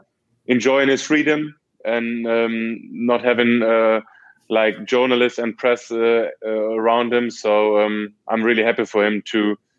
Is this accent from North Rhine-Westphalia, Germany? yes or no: yes; Dortmund, North Rhine-Westphalia, Germany; So it was a great time for me growing up in Dortmund, playing there for 10 years